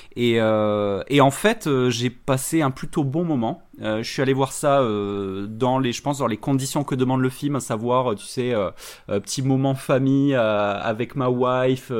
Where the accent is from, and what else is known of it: France